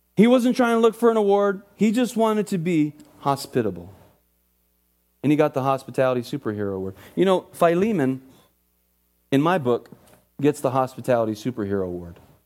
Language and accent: English; Oxnard, California, United States; I grew up in Oxnard Urban Church.